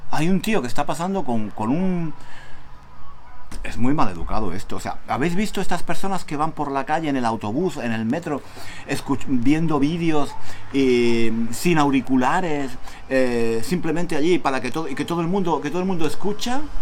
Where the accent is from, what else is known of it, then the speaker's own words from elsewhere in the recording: Spain; Yo aquí soy extranjero, soy español.